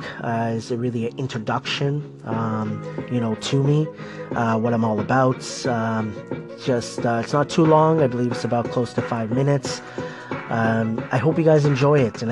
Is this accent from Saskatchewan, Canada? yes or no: no; Toronto, Ontario, Canada; I was born in Scarborough, Ontario, many, many years ago.